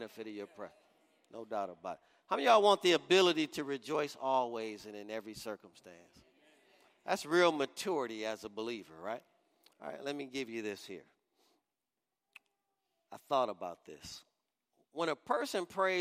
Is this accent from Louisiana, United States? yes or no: no; Detroit, Michigan, United States; I'm from Detroit, Michigan